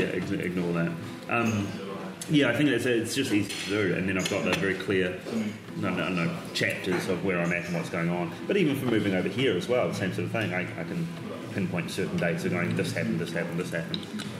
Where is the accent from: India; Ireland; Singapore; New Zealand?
New Zealand; Timaru, Canterbury; moved away as an adult; also born or lived in Dunedin, New Zealand / Christchurch, New Zealand / Australia; now in United Kingdom; we moved to a place called Timaru, which is on the coast. It is, it's a beautiful little town, 30,000 people, and that's where I feel like I grew up.